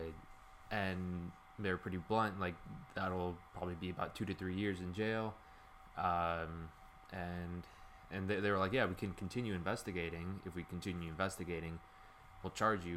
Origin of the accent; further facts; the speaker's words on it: Chicago, Illinois, United States; moved away as an adult; now in Pittsburgh, United States; I'm from the southwest side of Chicago, like a Latino community